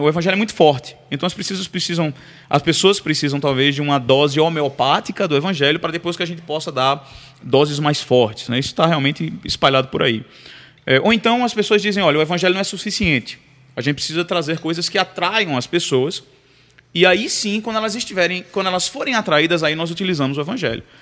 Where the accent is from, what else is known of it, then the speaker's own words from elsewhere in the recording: Recife, Pernambuco, Brazil; moved away as an adult; now in United States; eu sou de Recife, né? Se o sotaque já não entregou